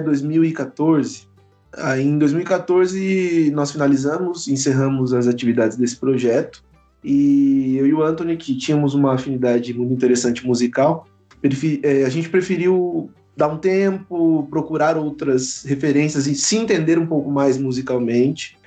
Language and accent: Portuguese; Itu, São Paulo, Brazil; now in Guarulhos, Brazil; Sou de Itu, interior de São Paulo, mas vivo e sobrevivo em Guarulhos